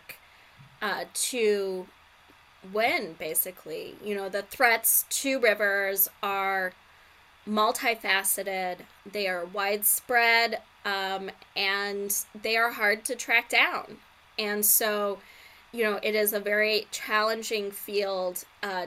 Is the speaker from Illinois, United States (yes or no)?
yes; Urbana, Illinois, United States; I grew up in Urbana.